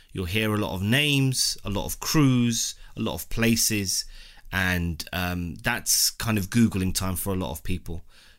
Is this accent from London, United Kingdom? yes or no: yes; London, United Kingdom; I'm West London too, born and raised.